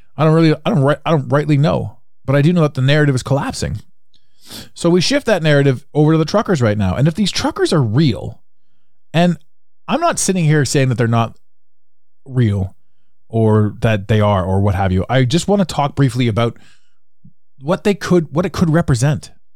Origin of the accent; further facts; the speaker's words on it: Canada; as a Canadian, we grew up